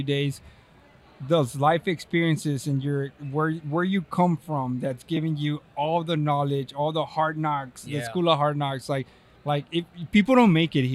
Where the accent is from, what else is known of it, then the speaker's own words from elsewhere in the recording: Texas, United States; accent: Hispanic; now in California, United States; I'm from Texas.